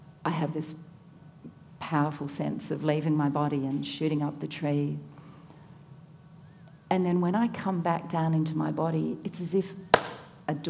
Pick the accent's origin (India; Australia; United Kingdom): Australia; Tasmania; I grew up in Tasmania